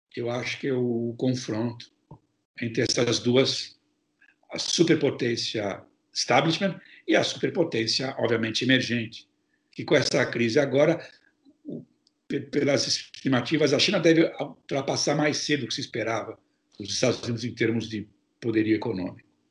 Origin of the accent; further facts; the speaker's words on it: São Paulo, Brazil; now in United States; Eu sou de São Paulo, sou paulistano